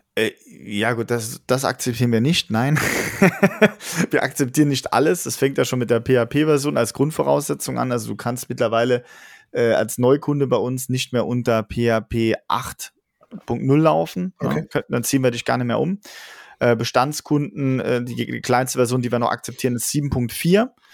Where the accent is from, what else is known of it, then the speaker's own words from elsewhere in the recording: Saarland, Germany; wir sind aus dem Saarland, das größte Bundesland der Welt